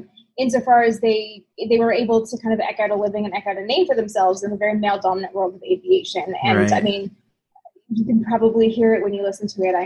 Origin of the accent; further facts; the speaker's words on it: Canada; I'm from Canada